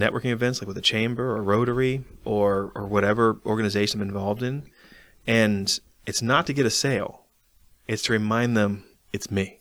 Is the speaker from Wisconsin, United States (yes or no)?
no; Arlington, Virginia, United States; moved away; I'm from Arlington